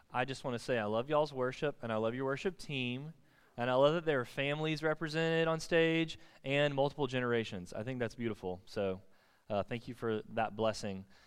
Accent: Thomasville, United States; my hometown, Thomasville

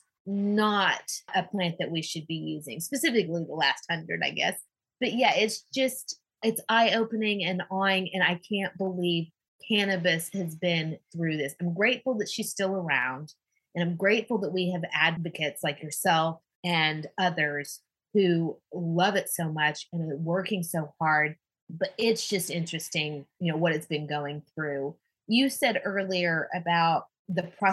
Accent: Oklahoma, United States; I grew up in Oklahoma

